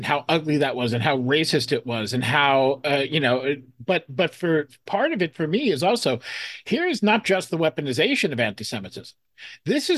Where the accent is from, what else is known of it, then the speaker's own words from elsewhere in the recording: United States; as a Jew, as an American Jew